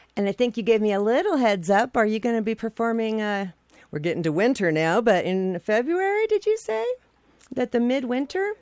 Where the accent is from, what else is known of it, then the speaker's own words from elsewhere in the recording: Idaho, United States; I'm from Idaho